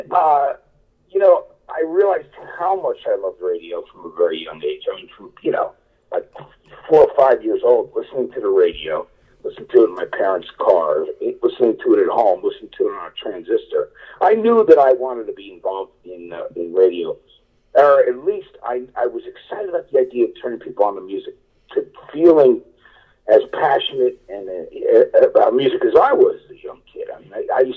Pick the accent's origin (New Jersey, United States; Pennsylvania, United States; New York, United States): New Jersey, United States; East Brunswick; moved away as an adult; now in Los Angeles, United States; we moved from Donnell in New Jersey to East Brunswick